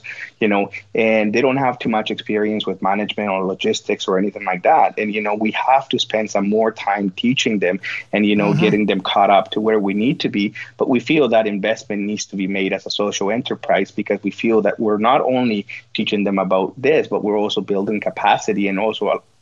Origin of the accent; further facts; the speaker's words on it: Guatemala; accent: Guatemalan; English is a second language; moved away as an adult; now in Nunavut, Canada; That's the Guatemalan part coming out